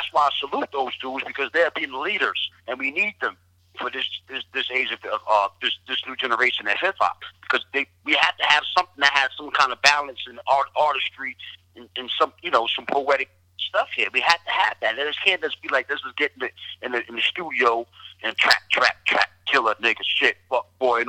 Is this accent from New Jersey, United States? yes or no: yes; Englewood, New Jersey, United States; also born or lived in Littleton, North Carolina / Jamaica, Queens, New York / Bronx, New York; I was born in Jamaica, Queens, lived in the Bronx. I was raised in Inglewood, New Jersey, and Littleton, North Carolina.